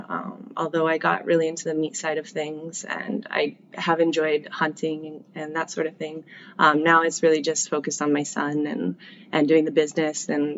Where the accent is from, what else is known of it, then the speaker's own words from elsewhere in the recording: Colorado, United States; So I grew up here and in Colorado. I kind of bounced back and forth after my parents divorced when I was young.